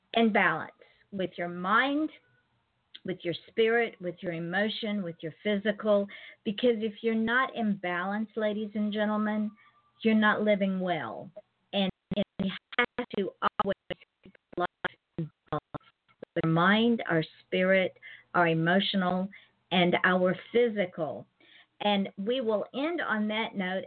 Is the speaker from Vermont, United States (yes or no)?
no; Georgia, United States; now in Florida, United States; I live in Florida, but I'm originally from Georgia